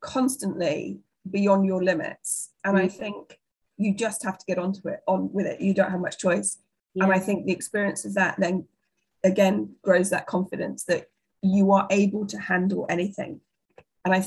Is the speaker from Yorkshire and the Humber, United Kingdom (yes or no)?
yes; Yorkshire and the Humber, United Kingdom; also born or lived in North London; I was born and brought up in North London and then I moved to Yorkshire when I was nine with my family and my dad's job.